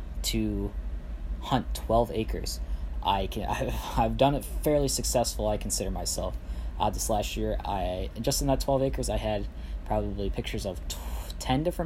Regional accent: central Minnesota, United States; I am from central Minnesota

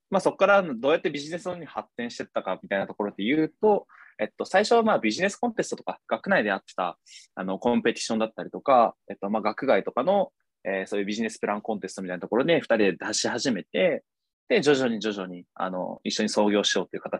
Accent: Kumamoto, Japan; 僕はあの地元熊本なんで

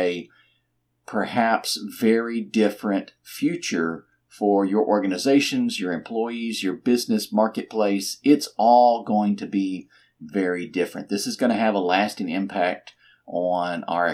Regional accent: Texas, United States; I'm from Texas and we do think too much of ourselves

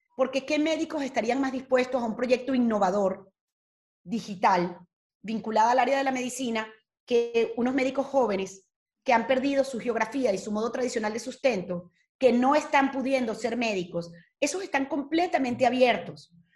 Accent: Venezuela; moved away as an adult; now in Spain; adoro mi país

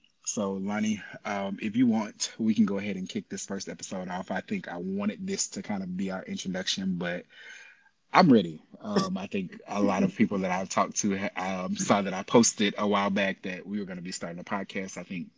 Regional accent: Tallahassee, Florida, United States; also born or lived in Memphis; I'm originally from Tallahassee, Florida. Family was military. We moved around quite a bit. Eventually, we landed in Memphis. I spent most of high school in Memphis.

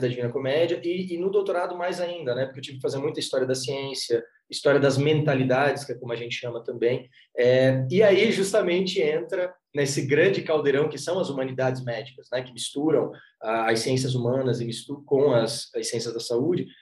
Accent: Florianópolis, Santa Catarina, Brazil; Eu, eu sou de Floripa

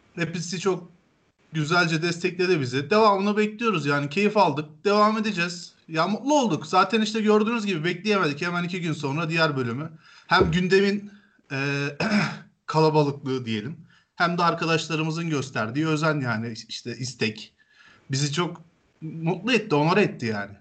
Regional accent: Turkey; Türküz biz

